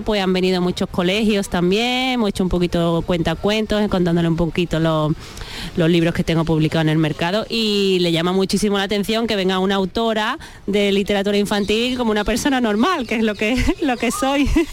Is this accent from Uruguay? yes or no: no; Valencina de la Concepción, Andalusia, Spain; de mi pueblo de Valencina